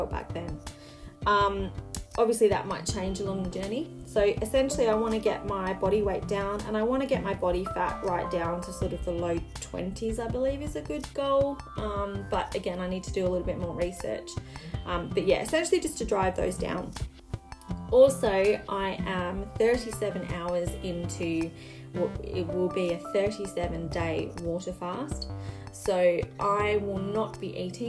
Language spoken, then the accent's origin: English; Australia; So I'm Australian.